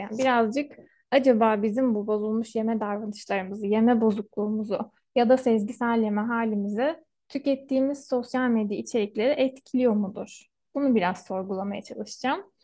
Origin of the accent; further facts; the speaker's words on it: Istanbul, Turkey; moved away as an adult; now in Ankara, Turkey; buraya gelene kadar ben İstanbul'da doğmuş büyümüş bir insanım.